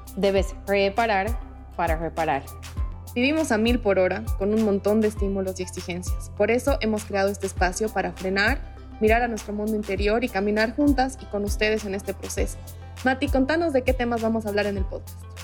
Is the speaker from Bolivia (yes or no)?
yes; the Collao, western Bolivia, Bolivia; como ambas somos del occidente de Bolivia, del Collao